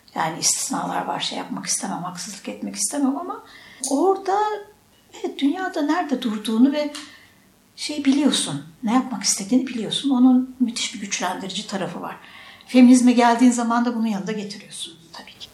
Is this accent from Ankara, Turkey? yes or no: yes; Ankara, Turkey; moved away as an adult; also born or lived in Istanbul; now in Bolu, Turkey; Ankara'dan gitmişim